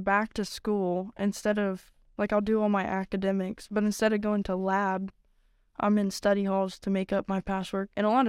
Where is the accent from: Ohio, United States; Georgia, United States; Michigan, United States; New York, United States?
Ohio, United States; Licking Valley; from Licking Valley, and I'm currently in welding.